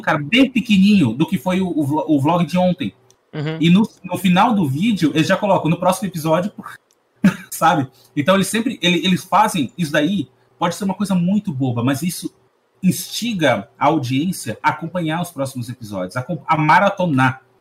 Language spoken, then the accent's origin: Portuguese; Brazil; eu vivo no Brasil também, eu sou brasileiro